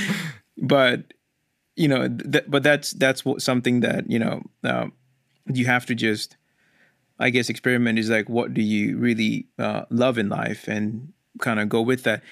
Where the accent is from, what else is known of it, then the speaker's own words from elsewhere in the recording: India; moved away as an adult; now in United States; I was born in India, and I could be, uh, my whole family migrated to U S in two thousand six. And I just finished high school when I was in India.